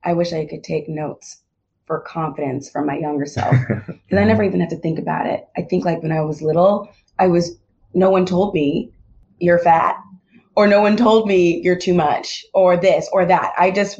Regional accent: Fresno, California, United States; moved away as an adult; also born or lived in New York City; I grew up in Fresno, California. Yeah, that's my hometown

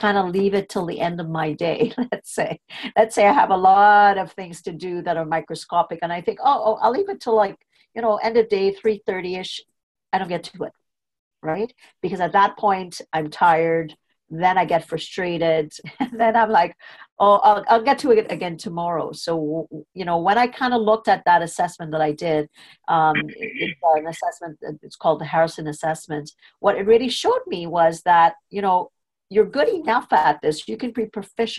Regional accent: Trinidad & Tobago; I was born in Trinidad. I went to a British school system, was very strict. And I was in standard 5. So I must have been about 12 years old

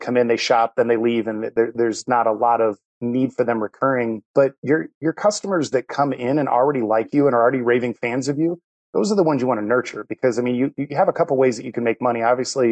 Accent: Ohio, United States; moved away as an adult; now in Charlotte, United States; I'm actually from Ohio and got relocated down there

